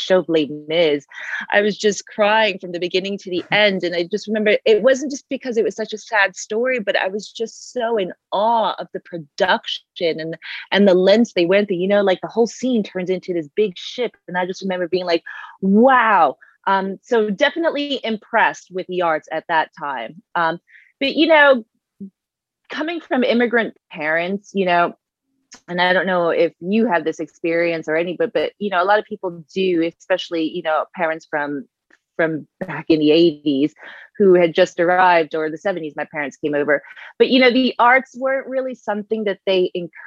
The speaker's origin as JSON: {"language": "English", "town": "Long Beach", "region": "New York", "country": "United States", "tie": "born or raised there", "also_born_or_lived": "South Korea / Dominican Republic", "said": "predominantly grew up on Long Island in New York"}